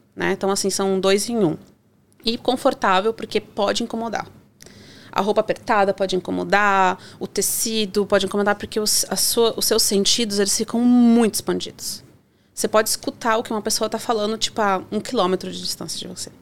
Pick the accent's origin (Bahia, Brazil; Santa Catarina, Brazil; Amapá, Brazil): Santa Catarina, Brazil; Joinville; moved away; eu sou do sul, né? Sou de Santa Catarina, é de Joinville